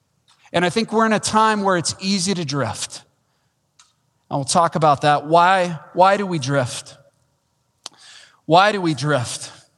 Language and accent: English; Wichita Falls, Texas, United States; Now, that's not saying much. I came from Wichita Falls, Texas, all right?